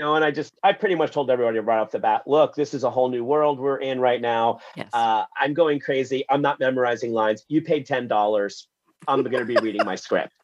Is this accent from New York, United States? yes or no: yes; New York City, New York, United States; I was born in Wyckoff Heights, Queens, in the middle of the blackout